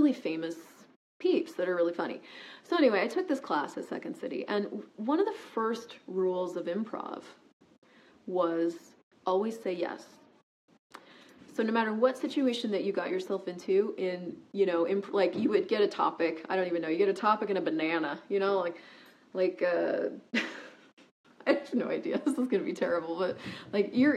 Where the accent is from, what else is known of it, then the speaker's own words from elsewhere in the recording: United States; moved away as an adult; also born or lived in Toronto, Canada; I was an American. I am an American, actually, and I was new to Canada